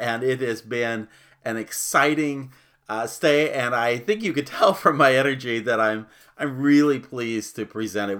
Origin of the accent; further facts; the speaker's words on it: Phoenix, Arizona, United States; I grew up in Phoenix